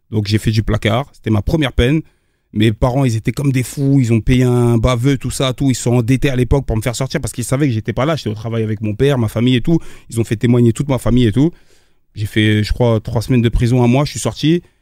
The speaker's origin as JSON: {"language": "French", "town": "Aubervilliers", "region": "Île-de-France", "country": "France", "tie": "born or raised there", "said": "Voilà, j'ai grandi à Aubervilliers, je suis arrivé à Villiers-le-Bel"}